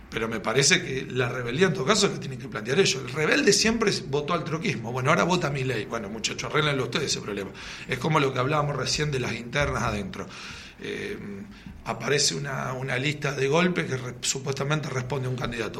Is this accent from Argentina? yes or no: yes; Argentina; somos de argentinos